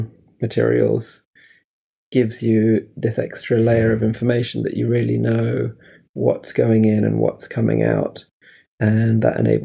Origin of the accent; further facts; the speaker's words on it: Scotland, United Kingdom; moved away as an adult; also born or lived in London / Los Angeles; I was growing up in Scotland and studying in university in London